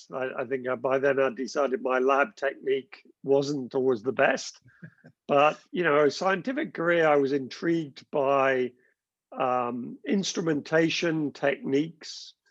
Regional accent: South West England, United Kingdom; accent: Gloucestershire; I, I grew up in the west of the country in Gloucestershire. Uh, I think I've long lost my Gloucestershire accent, um, but went to school there.

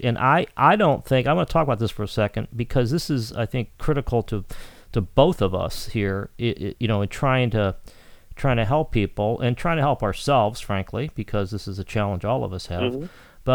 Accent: Cleveland, Ohio, United States; now in Chicago, United States; I'm from Cleveland, I live in Chicago

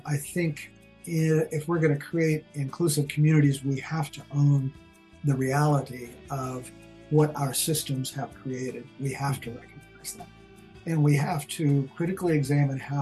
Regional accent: Boulder, Colorado, United States; also born or lived in Arizona; I'm a native of Colorado. I was actually born in Arizona, but I grew up in Colorado in Boulder

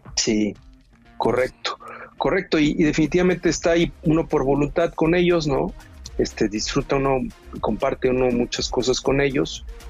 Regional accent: Veracruz, Mexico; soy originario de Veracruz

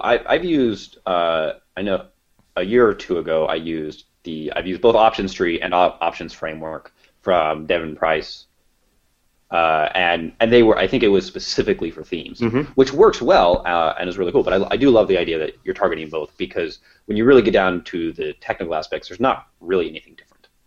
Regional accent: Kansas and Nebraska, Midwest, United States; we're both from Midwest, Kansas and Nebraska

